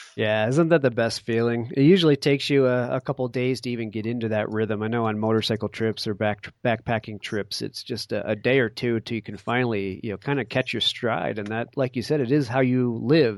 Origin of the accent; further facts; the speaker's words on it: Connecticut, United States; I grew up in Connecticut